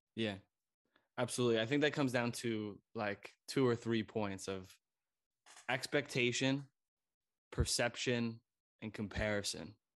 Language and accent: English; United States; moved away as an adult; now in Germany; I'm an American who grew up in American